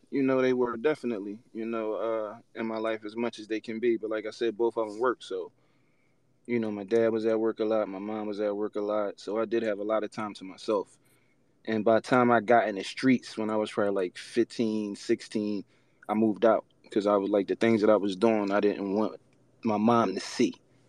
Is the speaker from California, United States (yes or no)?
no; Philadelphia, Pennsylvania, United States; You know, like you said, originally I was from West Philly.